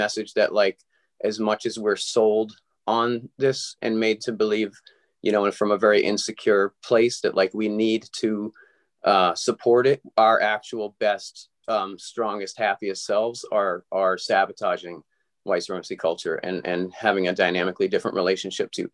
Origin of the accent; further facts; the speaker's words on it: Somerville, Massachusetts, United States; I was born in Somerville, Mass, like in an apartment building after 32-hour labor struggle